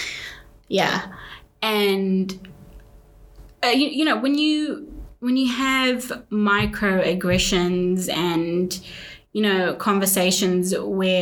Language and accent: English; New Zealand; also born or lived in Saudi Arabia / Sierra Leone; because I have connection with so many people here, and because I grew up here, it is home